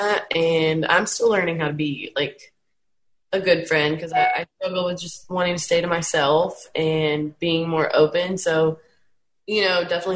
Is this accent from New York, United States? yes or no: no; Texas, United States; growing up in Texas, it's much more conservative than other states. I'm down south and I'm in a small town